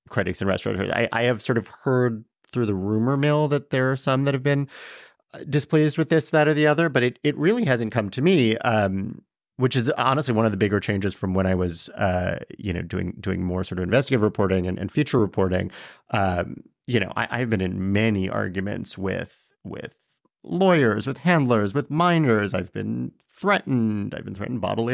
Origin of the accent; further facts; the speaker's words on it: New York City, New York, United States; born in Chelsea, grew up in, in Tribeca